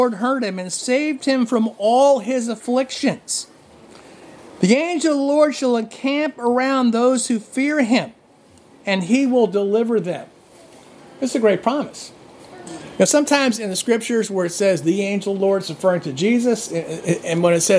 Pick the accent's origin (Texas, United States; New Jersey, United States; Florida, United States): New Jersey, United States; I grew up in New Jersey. I grew up in New Jersey, and there were kids who went to my high school